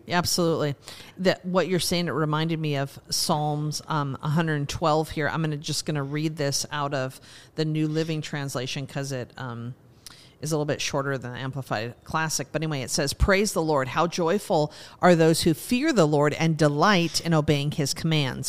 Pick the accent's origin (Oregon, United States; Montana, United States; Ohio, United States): Montana, United States; moved away; I grew up in Montana, so I, you know, started skiing when I was four or five years old